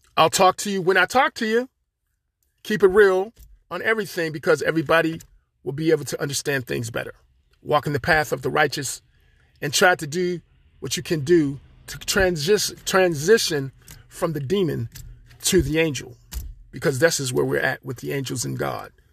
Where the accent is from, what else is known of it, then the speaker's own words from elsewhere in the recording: Pittsburgh, Pennsylvania, United States; I'm from Pittsburgh, Pennsylvania. I'm here, living here